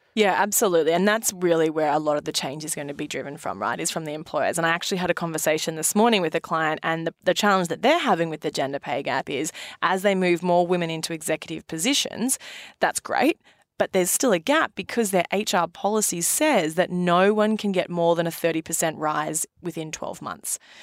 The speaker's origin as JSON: {"language": "English", "country": "Australia", "moved": "yes", "lives_now": "New York, United States", "said": "being an Aussie"}